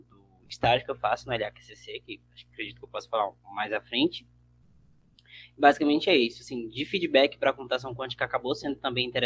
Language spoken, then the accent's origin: Portuguese; Barreiras, Bahia, Brazil; also born or lived in Teixeira de Freitas; de lá, de Teixeira de Freitas, que é lá no sul da Bahia, mas basicamente eu fui criado aqui em Barreiras